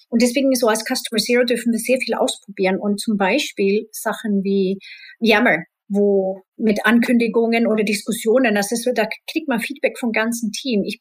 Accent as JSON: {"language": "German", "country": "Spain", "tie": "born or raised there", "said": "ich bin in Spanien halb aufgewachsen und da ist es mittlerweile auch komplett aufgebrochen"}